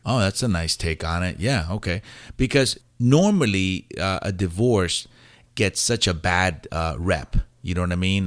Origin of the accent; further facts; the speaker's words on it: White Plains, New York, United States; accent: New York; also born or lived in Puerto Rico; I was raised in New York